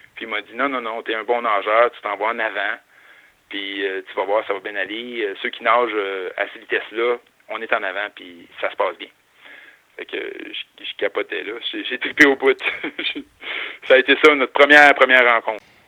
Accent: north of Montreal, Quebec, Canada; also born or lived in Chicoutimi; je viens du nord, euh, pas loin de Montréal, à Grimby

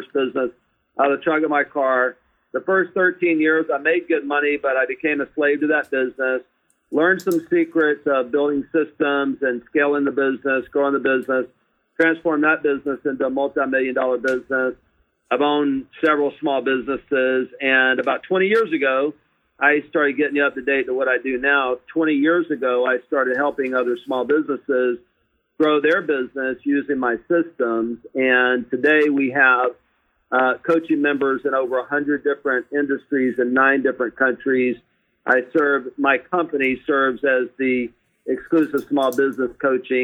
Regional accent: Mobile, Alabama, United States; I grew up on welfare in Mobile, Alabama.

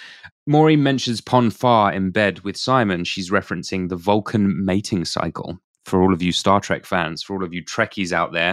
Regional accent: United Kingdom; I am British.

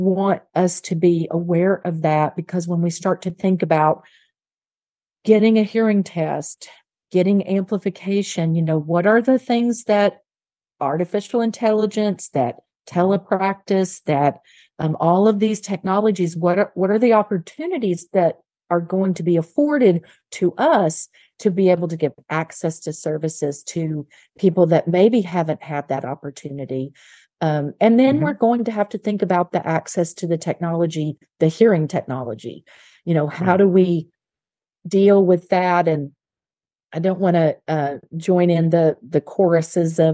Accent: Little Rock, Arkansas, United States; moved away; I grew up in Little Rock, Arkansas, and while I did not grow up in a wealthy family

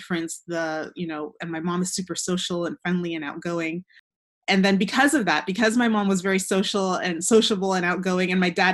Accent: Southern California, United States; also born or lived in Atlanta, Georgia; we grew up in Southern California

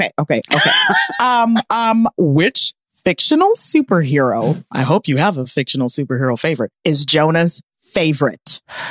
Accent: Omaha, Nebraska, United States; I live in Omaha. Amber is from Omaha. We're both from Omaha, Nebraska.

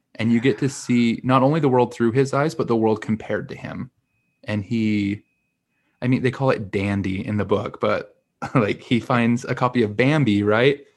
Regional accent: Utah, United States; moved away as an adult; also born or lived in Missouri; now in New York City, United States; I grew up in Utah, I lived a little bit in Missouri, and I just trekked across the nation to move to New York City.

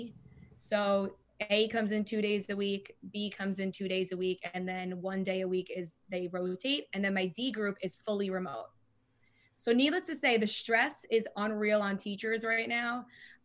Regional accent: Long Island, New York, United States; I'm from Long Island

